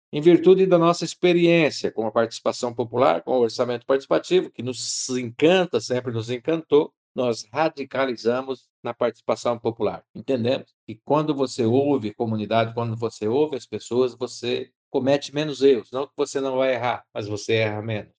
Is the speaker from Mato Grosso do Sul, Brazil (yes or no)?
yes; Mundo Novo, Mato Grosso do Sul, Brazil; sou da cidade de Mundo Novo, Mato Grosso do Sul